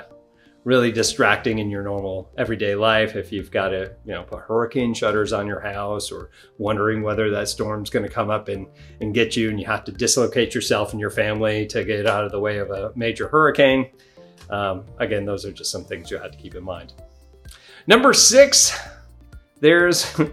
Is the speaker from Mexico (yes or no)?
no; Northeast, United States; now in Florida, United States; I grew up in the Northeast.